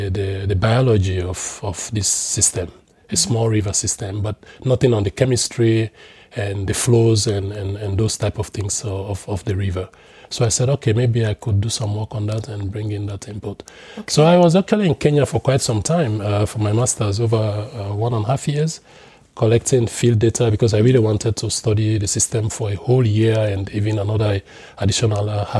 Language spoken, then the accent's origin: English; Sierra Leone; moved away as an adult; also born or lived in Netherlands